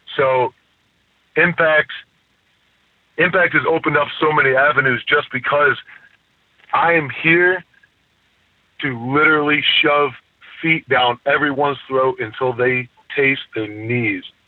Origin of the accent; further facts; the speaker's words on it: near Toledo, Ohio, United States; I use Toledo as my hometown literally because it's the only city close enough that anybody would know. Ohio's a different place. I grew up poor as hell